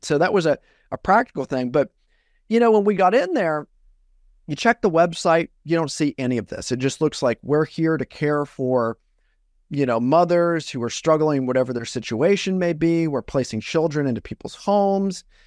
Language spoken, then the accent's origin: English; Iowa, United States; I'm originally from Iowa, and I grew up in a really small town in Iowa